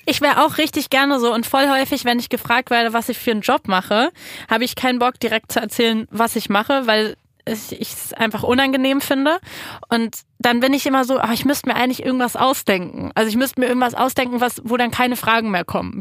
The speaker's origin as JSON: {"language": "German", "region": "Berlin", "country": "Germany", "said": "ich komme aus Kreuzberg"}